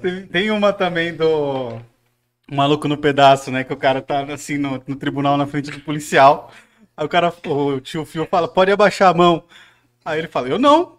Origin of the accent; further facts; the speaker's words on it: CECAP, São Paulo, Brazil; a minha infância no SECAP foi a mais louca possível